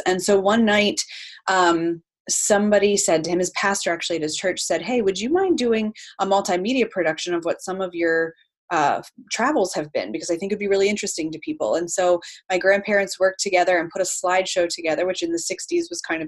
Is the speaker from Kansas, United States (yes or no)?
no; Lancaster County, Pennsylvania, United States; I am from Lancaster County